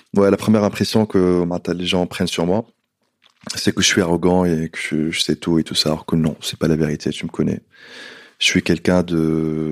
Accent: Tunisia; moved away as an adult; also born or lived in London, United Kingdom / Nice, France; now in Paris, France; j'ai quitté la Tunisie quand j'étais jeune, 18 ans

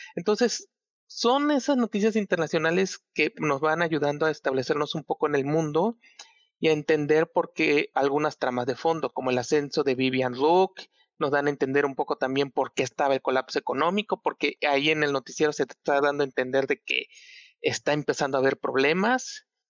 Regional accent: Chiapas, Mexico; yo soy de Chiapas

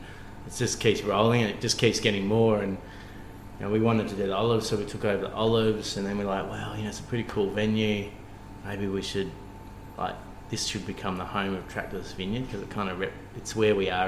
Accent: Cooma, New South Wales, Australia; I grew up on a sheep farm, so we grew up near Cooma in the Monero on a Merino farm

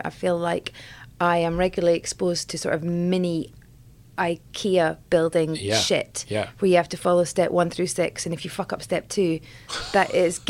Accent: Scotland, United Kingdom; I'm from Scotland.

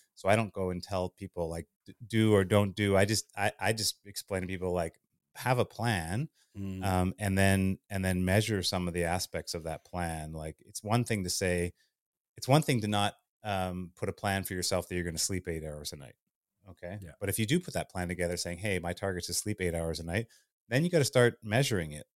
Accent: Winnipeg, Manitoba, Canada; also born or lived in Thunder Bay, Ontario; I'm Canadian. I uh, I was born in Thunder Bay, Ontario, but grew up in Winnipeg.

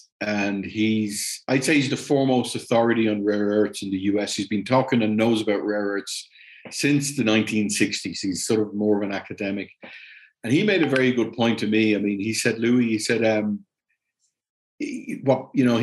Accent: Ireland; moved away as an adult; also born or lived in Germany / Latin America; I'm Irish and stuff, I mean, I've moved home. It's a different country than I left 30 years ago.

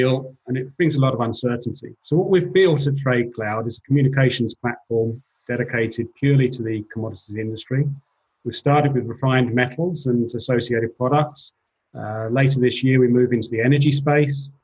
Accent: England, United Kingdom; moved away as an adult; also born or lived in London; now in Switzerland; I'm an English guy

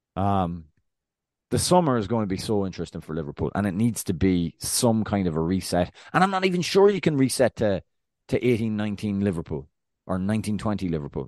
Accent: Ireland; I'm Irish

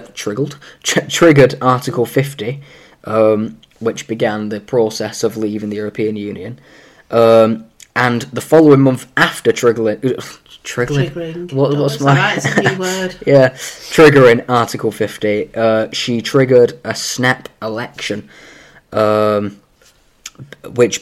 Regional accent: Greater Manchester, North West England, United Kingdom; we're from Greater Manchester

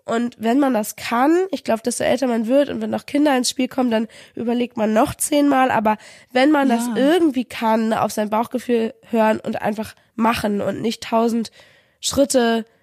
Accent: Kiel, Schleswig-Holstein, Germany; Und 2016 im August bin ich dann mit ihm gemeinsam aus verschiedenen Gründen zurück in meine Heimatstadt nach Kiel gezogen.

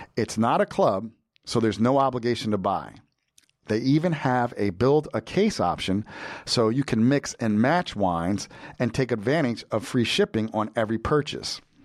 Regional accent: New Jersey, United States; a Jersey boy like myself

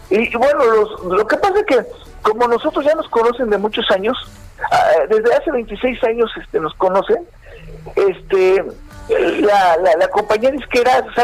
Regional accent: Mexico; nosotros como mexicanos

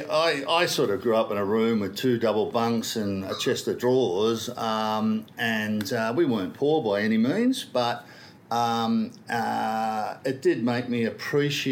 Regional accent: Sydney, New South Wales, Australia; I grew up in Kingsford, a Randwick area

